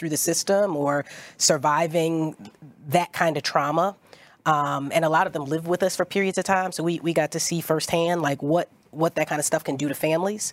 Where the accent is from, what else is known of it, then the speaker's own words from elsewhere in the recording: Philadelphia, Pennsylvania, United States; I'm from South Philly